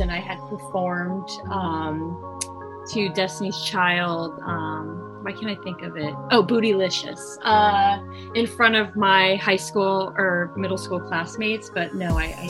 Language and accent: English; Palmdale, California, United States; my hometown, which is Palmdale, California